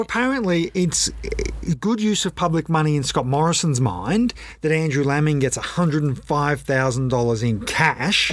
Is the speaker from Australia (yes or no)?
yes; Australia; we, as the Australian public